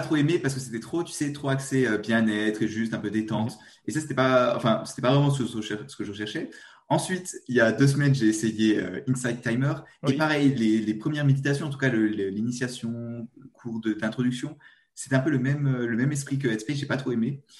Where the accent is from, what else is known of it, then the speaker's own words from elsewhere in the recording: eastern France, France; accent: petit accent (east of France); Moi, je suis français. Je suis de l'est de la France, peut-être. petit accent.